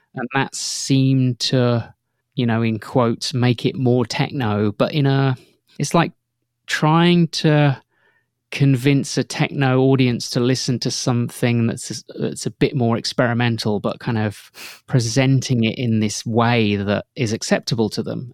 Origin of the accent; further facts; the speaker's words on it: outside Northampton, East Midlands, United Kingdom; I grew up outside Northampton, and, like, at night, I could hear the M one motorway